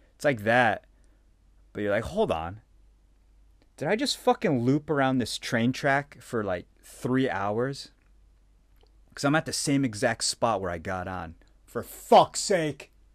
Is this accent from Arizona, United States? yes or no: yes; Phoenix, Arizona, United States; moved away as an adult; now in Japan; I came from Phoenix, right? Arizona